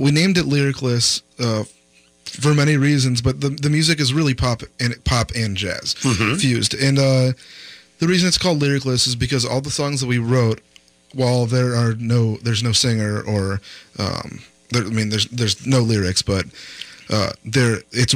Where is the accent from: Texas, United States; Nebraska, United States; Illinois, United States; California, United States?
Nebraska, United States; Omaha; moved away; growing up there